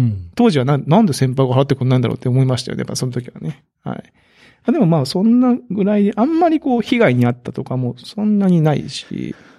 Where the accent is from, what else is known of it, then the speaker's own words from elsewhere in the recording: Kagoshima, Japan; 鹿児島出身